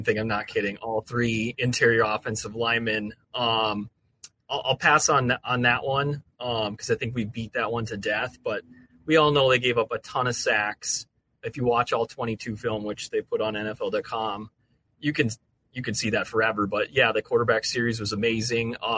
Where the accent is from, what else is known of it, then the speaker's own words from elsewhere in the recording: Minnesota, United States; moved away as an adult; now in Tampa, United States; a native of Minnesota